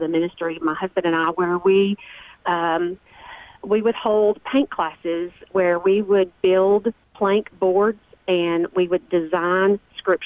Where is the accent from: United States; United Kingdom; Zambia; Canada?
United States; Rutherford County, Tennessee; I was born and raised here as well